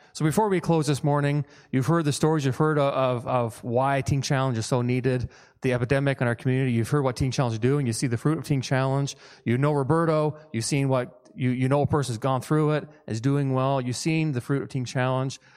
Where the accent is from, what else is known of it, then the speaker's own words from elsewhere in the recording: Newfoundland and Labrador, Canada; moved away; I'm from Newfoundland originally, and so I tend to kinda speak fast